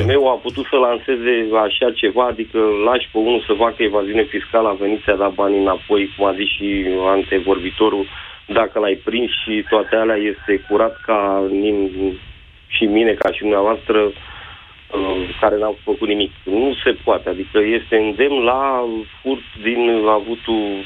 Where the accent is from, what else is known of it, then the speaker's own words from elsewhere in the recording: Bucharest, Romania; sunt din București